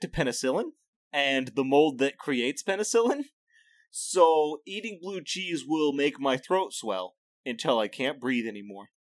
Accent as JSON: {"language": "English", "region": "Midwest", "country": "United States", "said": "As a Midwesterner"}